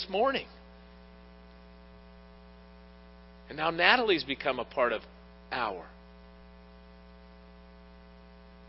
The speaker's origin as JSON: {"language": "English", "town": "Pittsburgh", "region": "Pennsylvania", "country": "United States", "tie": "born or raised there", "said": "I was born in Pittsburgh"}